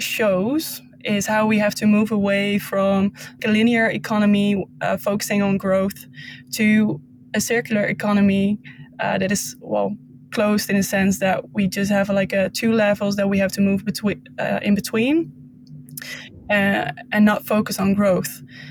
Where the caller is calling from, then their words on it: Zwolle, Overijssel, Netherlands; But I'm calling in from Zwolle right now.